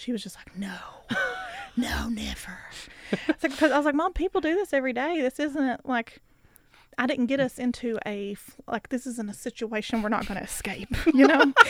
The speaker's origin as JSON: {"language": "English", "region": "Kentucky", "country": "United States", "said": "I'm from Kentucky, bitch."}